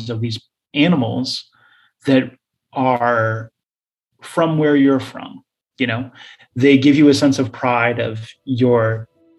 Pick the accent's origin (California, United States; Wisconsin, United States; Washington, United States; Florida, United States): Florida, United States; South; now in New York City, United States; Growing up in Florida, I was in this area, it was very rural. I was raised on dirt roads.